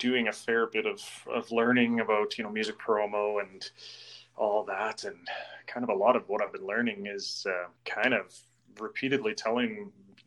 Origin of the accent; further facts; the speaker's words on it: Northeast Alberta, Canada; I'm from Northeast Alberta